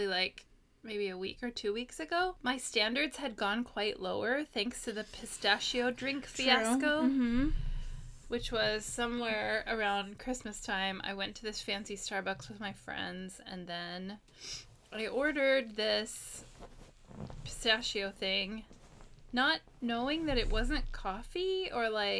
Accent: United States; now in Japan; I'm an American in Japan

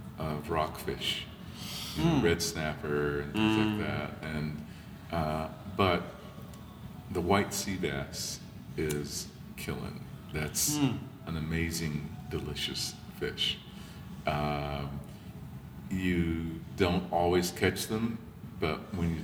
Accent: Los Angeles, California, United States; I grew up in Venice, California

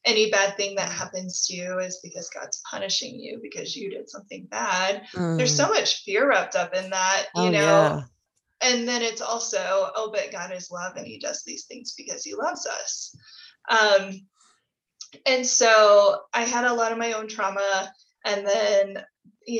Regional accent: Midwest, United States; I grew up in the Midwest in the 90s in purity culture.

